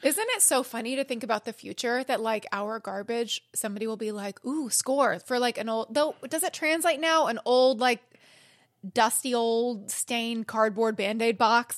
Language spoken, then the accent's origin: English; California, United States; I'm a Cali girl